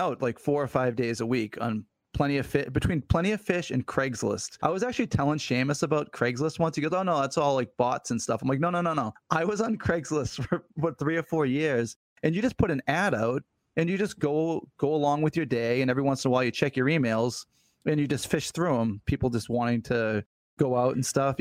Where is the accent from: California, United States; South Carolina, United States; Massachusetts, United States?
Massachusetts, United States; South Shore; I grew up on the South Shore